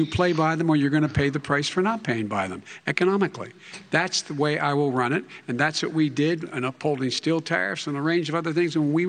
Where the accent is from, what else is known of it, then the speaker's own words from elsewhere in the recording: United States; also born or lived in Scranton, Pennsylvania / Claymont, Delaware; I grew up in Scranton and Claymont.